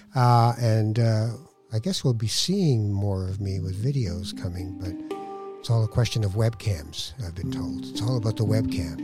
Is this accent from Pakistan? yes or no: no; Canada; I'm Canadian